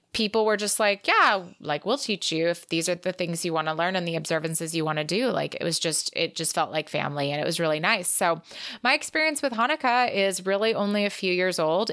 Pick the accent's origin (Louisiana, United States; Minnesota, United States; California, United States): California, United States; moved away as an adult; also born or lived in Israel; growing up in California